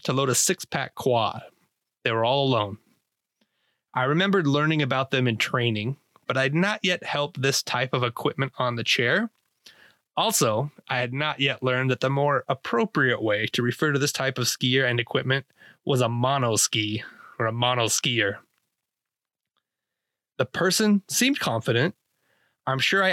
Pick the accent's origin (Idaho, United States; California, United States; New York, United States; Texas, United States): Idaho, United States; I grew up in Idaho